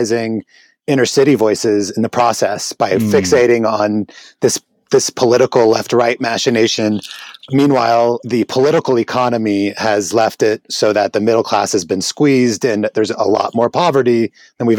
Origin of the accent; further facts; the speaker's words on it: Tyre, South Governorate, Lebanon; now in United States; I grew up in Lebanon I lived in Lebanon in the '80s in Southern Lebanon